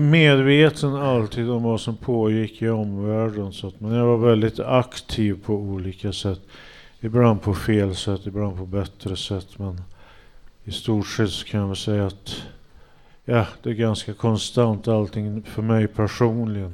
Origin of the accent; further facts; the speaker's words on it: Hagfors, Värmland, Sweden; jag kommer från Hagfors så var det så här dansbandskultur